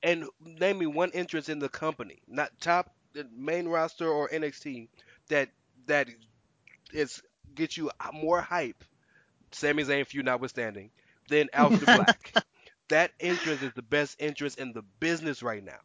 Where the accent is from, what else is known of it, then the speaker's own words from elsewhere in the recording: the South, United States; I am growing up in the South